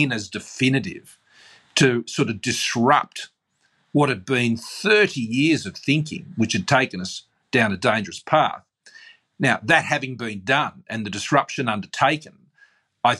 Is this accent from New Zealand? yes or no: no; Australia; I accept, as an Australian